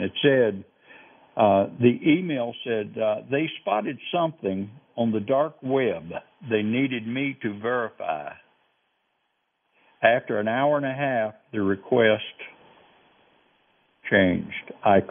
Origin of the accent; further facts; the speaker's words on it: the South, United States; you know how I talk. I'm very slow. I'm from the South.